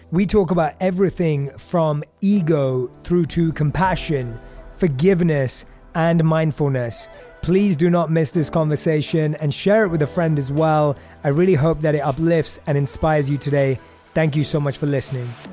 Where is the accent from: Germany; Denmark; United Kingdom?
United Kingdom; London; I grew up in London